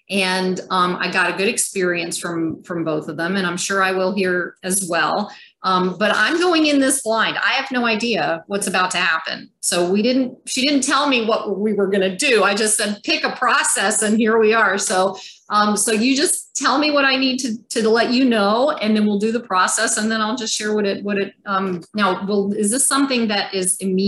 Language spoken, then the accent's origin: English; Germany; born there; at the time I was born in Germany in an Air Force in the 97 General Hospital, which was an old German Air Force hospital. And it was an army base, our army base, the US at the time.